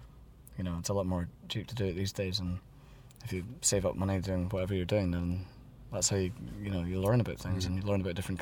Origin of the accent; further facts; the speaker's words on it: Edinburgh, Scotland, United Kingdom; moved away as an adult; now in Berlin, Germany; I grew up in Edinburgh